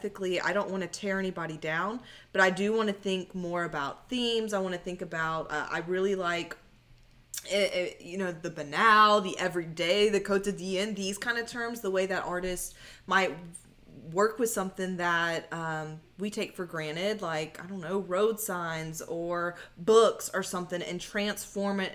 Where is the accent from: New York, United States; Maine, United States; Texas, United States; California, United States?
Texas, United States; Beaumont; my hometown of Beaumont